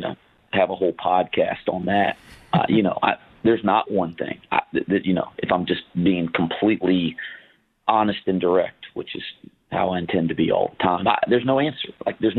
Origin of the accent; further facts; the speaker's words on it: North Carolina, United States; moved away as an adult; now in Cincinnati, United States; I grew up in the state. I grew up right around that.